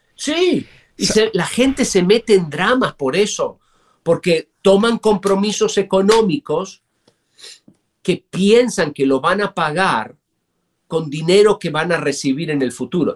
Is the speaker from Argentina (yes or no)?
yes; Argentina; moved away as an adult; now in United States; yo crecí en un país con mucha inflación